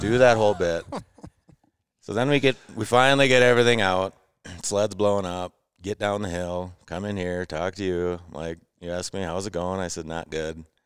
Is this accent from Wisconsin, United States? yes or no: yes; Eagle River, Wisconsin, United States; I'm from Eagle River, Wisconsin.